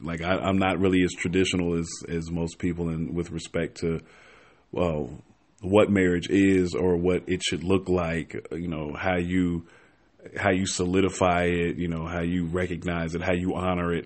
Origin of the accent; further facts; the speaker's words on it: Chicago, Illinois, United States; moved away as an adult; now in Atlanta, United States; I am from Chicago. Forty-two, single dad. Um, I been here in Atlanta now for a couple years